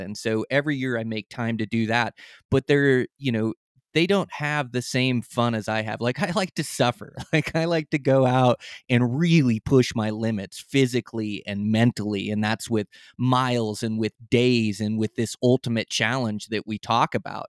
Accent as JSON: {"language": "English", "area": "Olympic Peninsula", "region": "Washington", "country": "United States", "moved": "as an adult", "lives_now": "Montana, United States", "said": "I come from the Olympic Peninsula"}